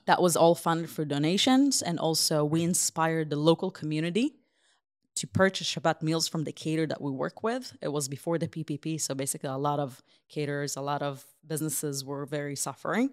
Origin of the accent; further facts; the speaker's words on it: Israel; English is a second language; also born or lived in Ukraine; now in Columbia, United States; I grew up in Israel most of my life.